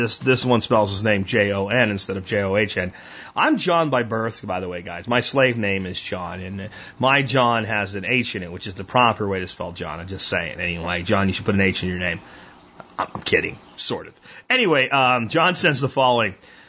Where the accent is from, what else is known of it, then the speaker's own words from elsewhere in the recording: Jacksonville, Florida, United States; I grew up in Jacksonville, Florida for a part of my childhood.